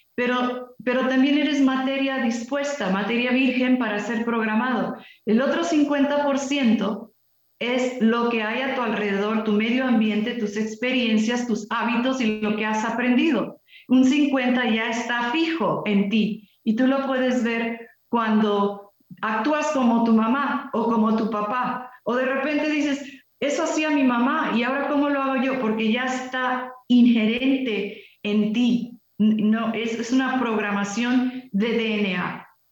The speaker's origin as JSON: {"language": "Spanish", "country": "Mexico"}